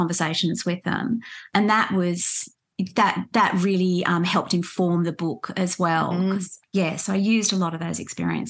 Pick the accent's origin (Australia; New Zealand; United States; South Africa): Australia; And I'd say, well, in the context in which you're asking me, I'm Australian.